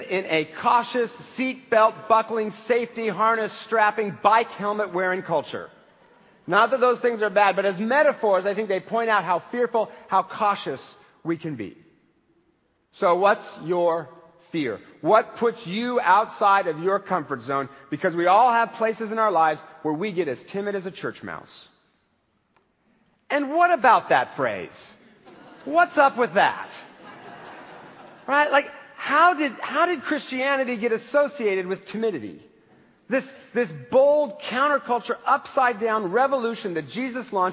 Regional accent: United States; I am an American baby boomer

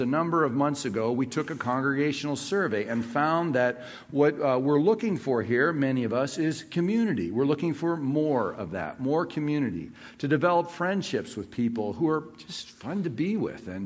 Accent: Southern California, United States; Growing up in Southern California

